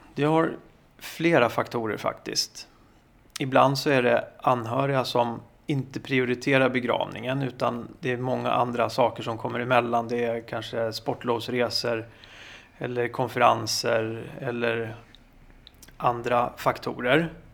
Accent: Sweden; vi svenskar

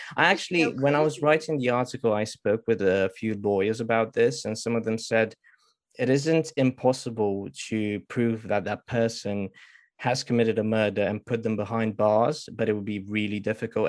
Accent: Romania; now in United Kingdom; originally I'm from Romania, but I've moved in the UK in the past 14 years

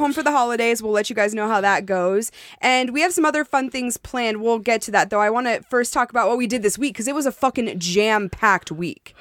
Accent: Montana, United States; moved away; I was born in Montana

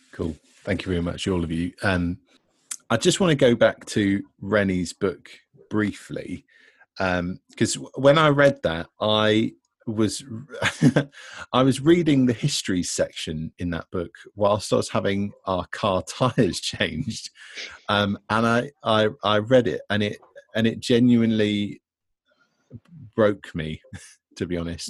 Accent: Devon, South West England, United Kingdom; now in Bristol, United Kingdom; I'm from Devon

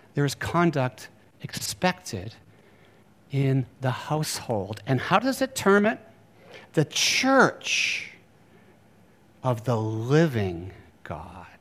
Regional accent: Bar Harbor, Maine, United States; I grew up in Bar Harbor, Maine

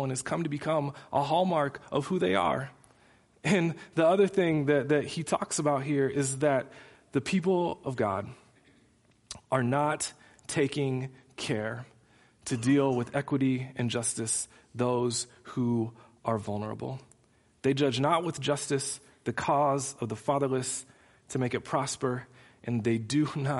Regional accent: United States; as an American Christ follower

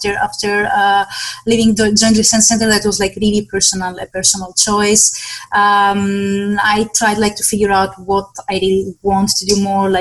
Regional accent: Western Greece, Greece; moved away; in my hometown in Western Greece

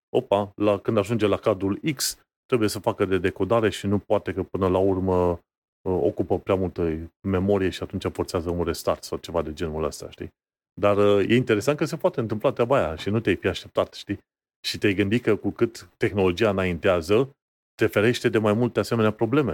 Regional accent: Romania; noi ca români, care am trecut și prin perioada aia comunistă

